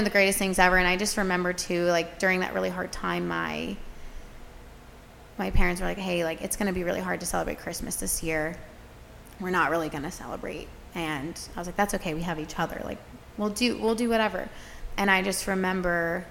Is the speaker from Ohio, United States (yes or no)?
no; Gilbertsville, Pennsylvania, United States; I'm originally from Gilbertsville, Pennsylvania. That's about 40 minutes west of Philadelphia